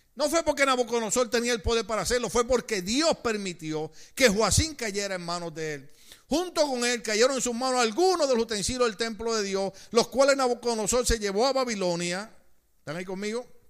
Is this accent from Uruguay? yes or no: no; Puerto Rico; yo recuerdo los años cuando, cuando trataban de cerrarnos una iglesia en Puerto Rico